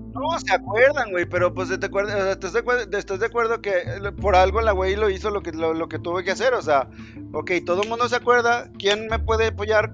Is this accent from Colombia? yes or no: no; central Mexico, Mexico; tú y yo, que somos mexicanos del centro del país